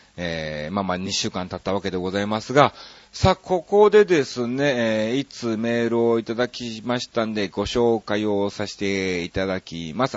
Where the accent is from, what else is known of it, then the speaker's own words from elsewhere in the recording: Kansai, Japan; moved away as an adult; also born or lived in Osaka; now in Tokyo, Japan; 関西人ですから